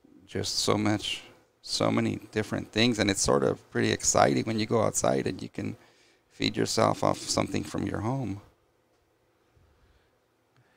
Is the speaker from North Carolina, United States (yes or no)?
no; Los Angeles, California, United States; also born or lived in La Puente, California; I lived in La Puente for 10 years. And then I grew up in what they call the ghetto in Lincoln Heights. By Dodger Stadium